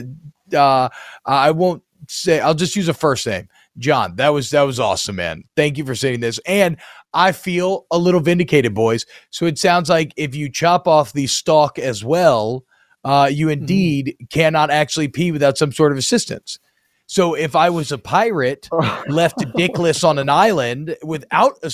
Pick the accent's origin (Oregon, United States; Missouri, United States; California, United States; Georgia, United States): Georgia, United States; I grew up in Georgia